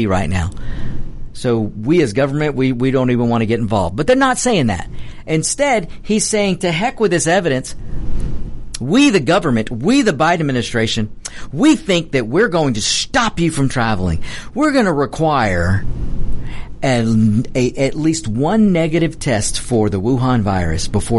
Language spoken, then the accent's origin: English; United States; I'm an American